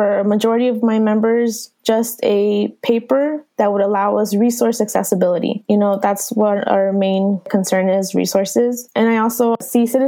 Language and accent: English; Mexico; now in United States; I'm from Mexico